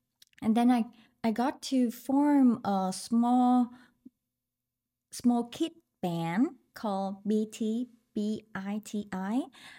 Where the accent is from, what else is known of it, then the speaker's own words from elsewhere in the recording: Ho Chi Minh City, Vietnam; English is a second language; I was born in Saigon and growing up there too.